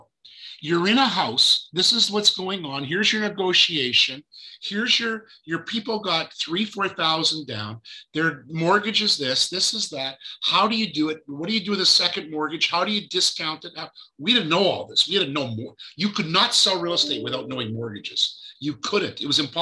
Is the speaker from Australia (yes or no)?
no; Fergus, Ontario, Canada; also born or lived in Israel; now in Toronto, Canada; Toronto, born in Fergus, Ontario